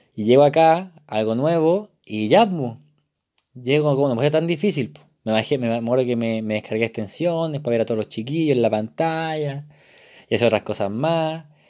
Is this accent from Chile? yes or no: yes; Isla de Maipo, Santiago Metropolitan Region, Chile; moved away as an adult; now in Santiago, Chile; yo soy de Isle de Maipo, de una parte muy rural, entre comillas, de, la región metropolitana